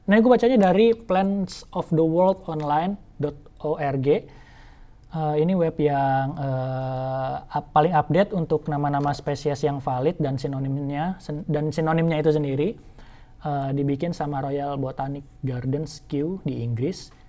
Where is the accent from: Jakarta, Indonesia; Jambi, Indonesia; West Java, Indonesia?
Jambi, Indonesia; pertama kali melihat di Taman Nasional Kerinci Seblat, uh, eh, yang mana juga merupakan kampung gue sendiri